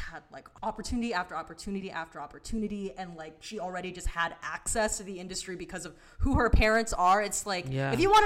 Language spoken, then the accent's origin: English; Philippines; I'm Filipino